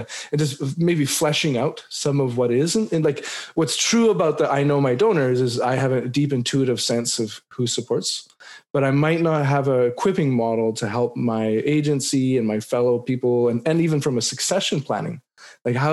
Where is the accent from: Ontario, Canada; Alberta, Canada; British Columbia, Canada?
British Columbia, Canada; as a British Columbian in Canada right now